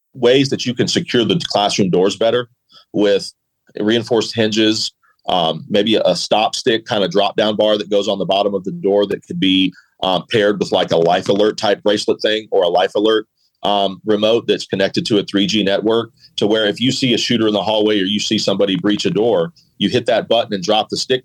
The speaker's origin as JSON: {"language": "English", "town": "Atlanta", "region": "Georgia", "country": "United States", "tie": "born or raised there", "said": "police officers that I grew up with in the Atlanta area."}